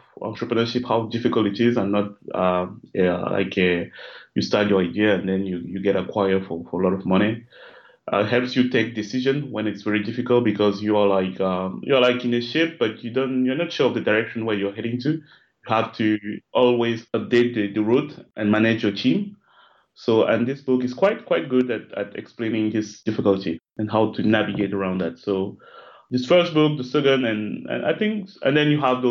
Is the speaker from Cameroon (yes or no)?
yes; Cameroon; now in Paris, France; I live in Paris, in France. I'm originally from Cameroon